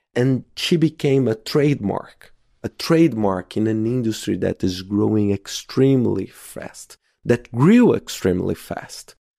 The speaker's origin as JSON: {"language": "English", "town": "Belo Horizonte", "region": "Minas Gerais", "country": "Brazil", "tie": "born or raised there", "said": "my hometown in Belo Horizonte in Brazil"}